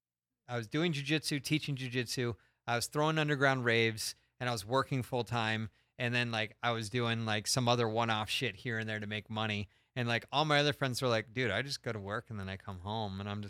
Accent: Stamford, Connecticut, United States; moved away; So I'm Stamford, Connecticut. Stamford, Connecticut in the house.

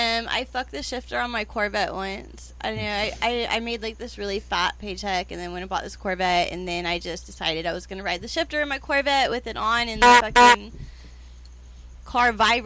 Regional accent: Austin, Texas, United States; I'm from Texas, from Austin, Texas.

